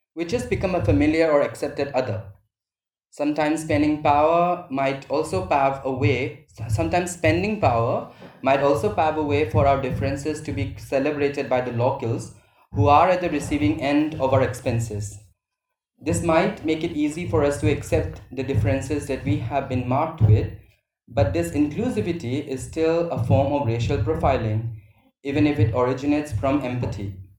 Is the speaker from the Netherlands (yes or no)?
no; Manipur, India; moved away as an adult; when we came out from Manipur for studies and later on for other self determination, like jobs